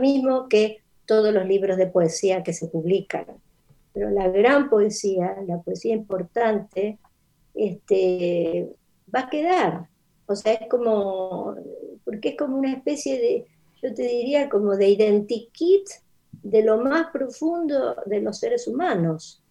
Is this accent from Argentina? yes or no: yes; Mendoza, Argentina; first language Spanish; moved away as an adult; also born or lived in Rosario / United States; Pero viví en Mendoza, eso es la, la respuesta es que mi infancia es en Mendoza.